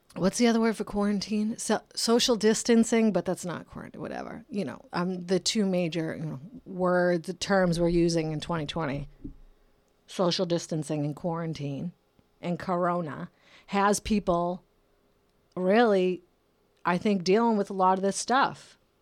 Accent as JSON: {"language": "English", "town": "Brockton", "region": "Massachusetts", "country": "United States", "tie": "born or raised there", "moved": "yes", "lives_now": "California, United States", "said": "I'm from Brockton, Massachusetts"}